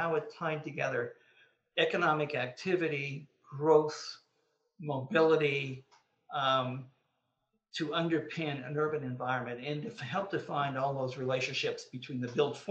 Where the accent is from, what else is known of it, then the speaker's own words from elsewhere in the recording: Sudbury, Ontario, Canada; I had the pleasure of being born and raised in the formative years of my life in Sudbury, Ontario